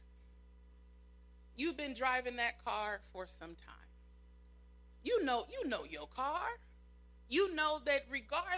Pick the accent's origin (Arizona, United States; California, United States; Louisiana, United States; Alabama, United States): California, United States; Pomona; When we lived in Pomona